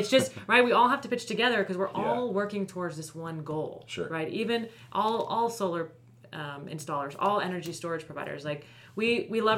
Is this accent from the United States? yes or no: yes; Florida, United States; now in California, United States; I'm originally from Florida, so I live out here in California now, but my parents still live there